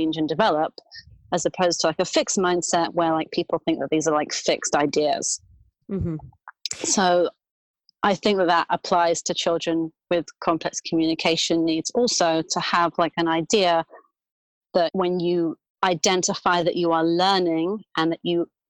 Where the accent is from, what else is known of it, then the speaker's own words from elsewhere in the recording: London, United Kingdom; moved away as an adult; now in New York, United States; I grew up in London, where I went to university to become a speech and language therapist